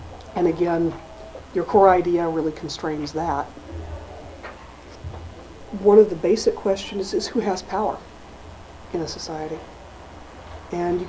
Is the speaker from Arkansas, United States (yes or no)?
yes; Arkansas, United States; now in New England, United States; Growing up in Arkansas, March is spring. Moving to New England, I've lived here since the 70s